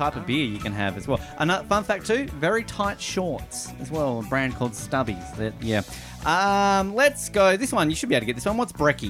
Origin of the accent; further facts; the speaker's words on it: Tasmania, Australia; moved away; my home state of Tasmania.